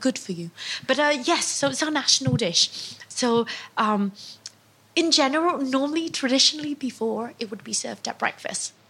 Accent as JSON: {"language": "English", "region": "Mekong Delta", "country": "Vietnam", "moved": "yes", "lives_now": "London, United Kingdom", "said": "we're from the Mekong Delta, which means everything is a bit sweeter"}